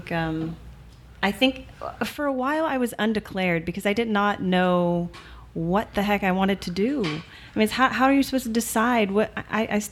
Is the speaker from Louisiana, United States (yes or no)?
yes; Arnaudville, Louisiana, United States; I am from Arneville, Louisiana